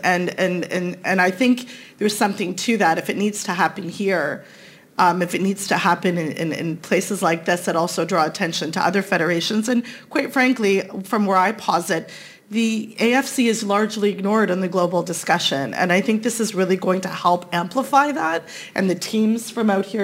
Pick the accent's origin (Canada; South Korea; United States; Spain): Canada; I'm Canadian